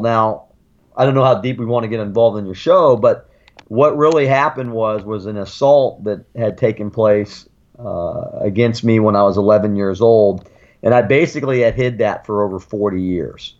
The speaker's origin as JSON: {"language": "English", "town": "Sarasota", "region": "Florida", "country": "United States", "tie": "born or raised there", "also_born_or_lived": "Germany", "said": "I grew up in Florida."}